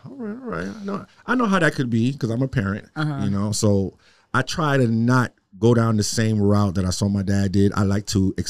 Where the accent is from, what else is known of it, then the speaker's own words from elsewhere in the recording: New York City, New York, United States; now in Miami, United States; I'm from New York originally, too. Queens.